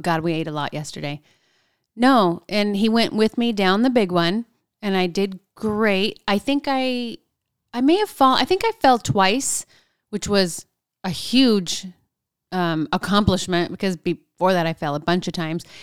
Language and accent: English; Southern California, United States; moved away; I'm from Southern California